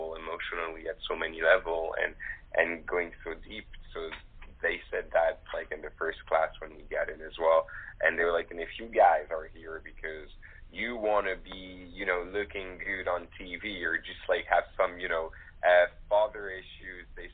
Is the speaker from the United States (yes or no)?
no; Morocco; I was raised in Morocco